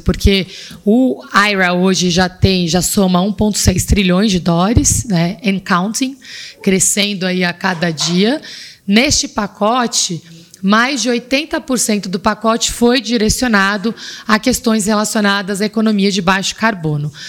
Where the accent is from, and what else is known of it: Brazil